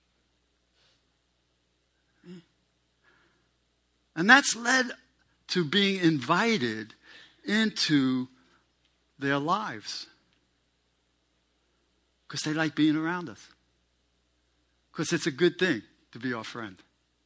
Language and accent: English; New York City, New York, United States; I'm a New Yorker, and one of the rules that I grew up under is you don't poke your nose into other people's business